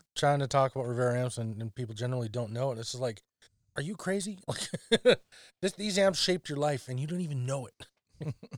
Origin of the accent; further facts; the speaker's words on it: near Dawson Creek, Alberta, Canada; in Dawson Creek It's a small town near my hometown.